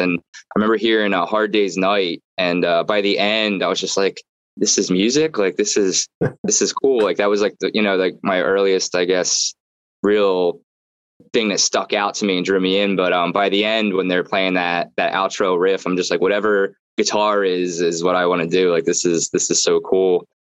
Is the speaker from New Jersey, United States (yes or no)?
yes; Brigantine, New Jersey, United States; also born or lived in Atlantic City / Maryland; I was uh, born in Atlantic City. I grew up in Brigantine.